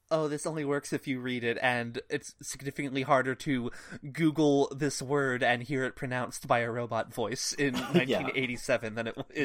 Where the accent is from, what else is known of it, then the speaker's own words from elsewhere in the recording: United States; as an American English reader